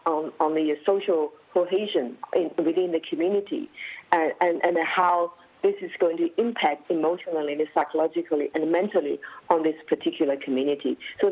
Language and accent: English; China; now in Australia; I'm the Australian, Chinese Australians who have just recently, in my lifetime, 20 years ago or 10 years ago, I came from China to Australia. So I know China and I know Australia.